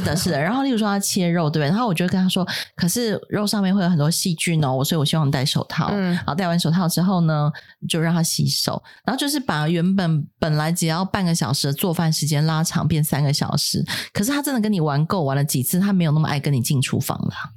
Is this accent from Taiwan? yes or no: yes; Taiwan; 别人要五千万的预算才能做的事情，我们台湾人五百万就可以搞定